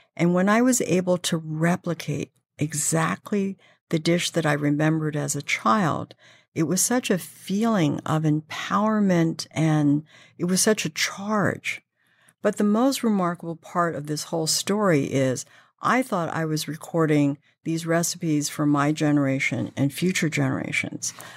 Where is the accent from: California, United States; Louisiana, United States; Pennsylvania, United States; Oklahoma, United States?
California, United States; San Francisco; moved away as an adult; now in New York, United States; I was born and raised in San Francisco, grew up in a very traditional Chinese family